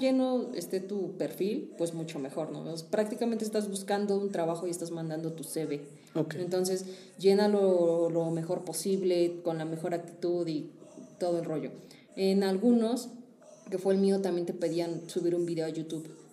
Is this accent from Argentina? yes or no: no; Mexico; nosotros como mexicanos sí somos muy de vas a lo que vas